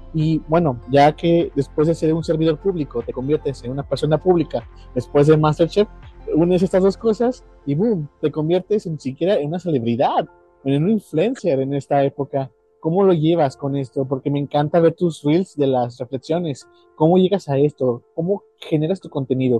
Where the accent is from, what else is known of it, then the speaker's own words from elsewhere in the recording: Mexico; yo que soy de México